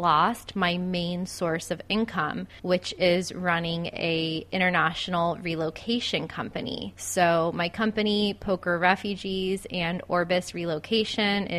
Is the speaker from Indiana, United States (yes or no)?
no; Florida, United States; my hometown in Florida